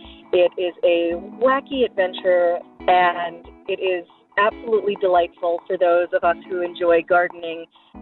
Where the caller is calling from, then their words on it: Baltimore, Maryland, United States; I am calling in from Baltimore, Maryland.